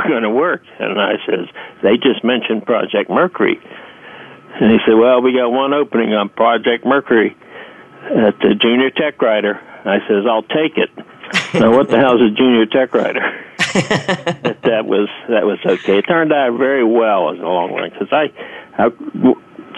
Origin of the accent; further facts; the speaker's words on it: Pittsburgh, Pennsylvania, United States; moved away as an adult; I was born and raised in Pittsburgh, Pennsylvania